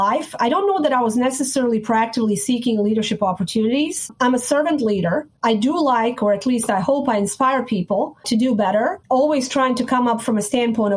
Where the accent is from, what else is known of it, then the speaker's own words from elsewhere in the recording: Sarajevo, Bosnia & Herzegovina; moved away; I was born and raised in Bosnia, Sarajevo, former Yugoslavia